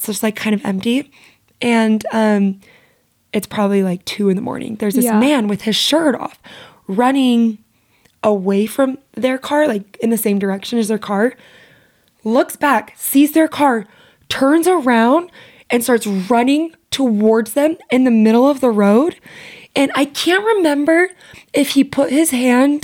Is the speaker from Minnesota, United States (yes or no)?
no; St. George, Utah, United States; also born or lived in Las Vegas, Nevada / Springville, Utah; my neighborhood growing up in St. George was definitely cursed